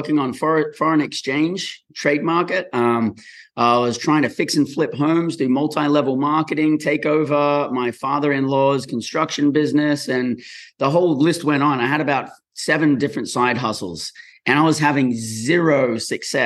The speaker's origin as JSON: {"language": "English", "country": "Australia", "tie": "born or raised there", "also_born_or_lived": "Brisbane / Western Australia", "moved": "as an adult", "lives_now": "United States", "said": "born and raised in Australia"}